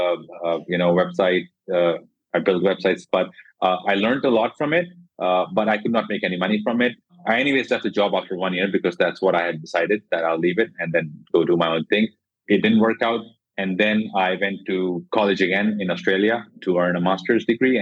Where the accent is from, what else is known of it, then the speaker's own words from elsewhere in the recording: Jodhpur, Rajasthan, India; now in Gurgaon, India; I'm from India. I come from a small city called Jodhpur.